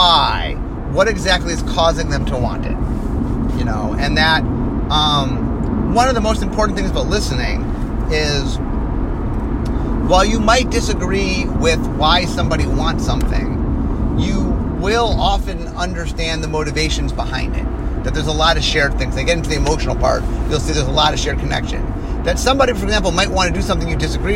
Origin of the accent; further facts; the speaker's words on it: Cleveland, Ohio, United States; I grew up in Cleveland, Ohio